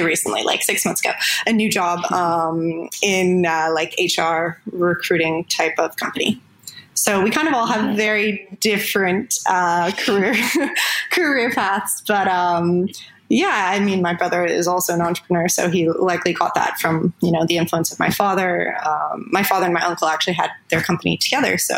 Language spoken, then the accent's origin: English; just outside of Toronto, Ontario, Canada; moved away as an adult; now in Thailand; I grew up in Canada, just outside of Toronto